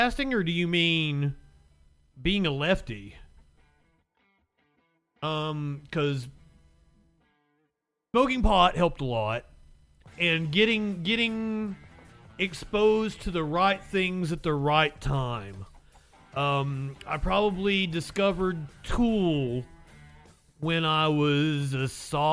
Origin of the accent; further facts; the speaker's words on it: Kentucky, United States; But I am from Kentucky. I am from Kentucky now.